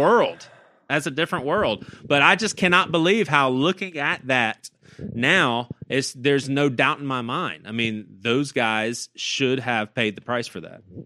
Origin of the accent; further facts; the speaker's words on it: the South, United States; as a 15 year old kid, I was growing up in the South